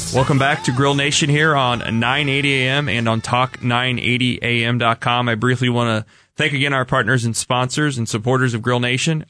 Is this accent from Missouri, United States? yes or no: yes; Kansas City, Missouri, United States; I grew up in the Northland, as Ryan did